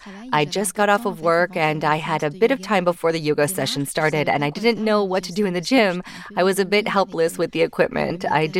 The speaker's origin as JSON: {"language": "English", "region": "Auvergne-Rhône-Alpes", "country": "France", "said": "But I'm originally from the Auvergne region, and so every weekend I'd go to see my family"}